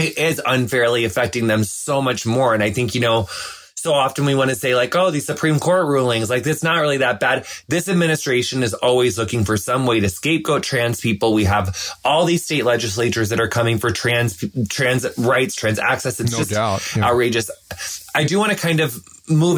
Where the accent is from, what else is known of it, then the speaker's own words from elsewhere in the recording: across the river from Hannibal, Missouri, Illinois, United States; moved away; It's like right on the Mississippi River, across the river from Hannibal, Missouri.